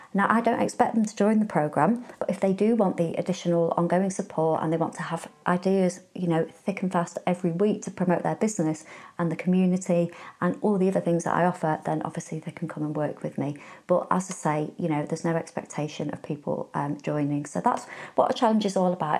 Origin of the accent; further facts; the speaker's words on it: Warrington, North West England, United Kingdom; I'm from Warrington